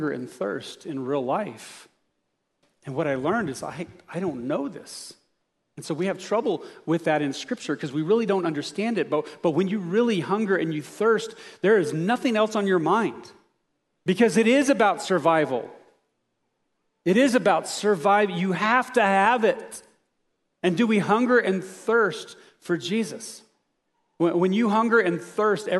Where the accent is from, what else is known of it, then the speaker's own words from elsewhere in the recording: United States; I was raised in America where I didn't have to worry about this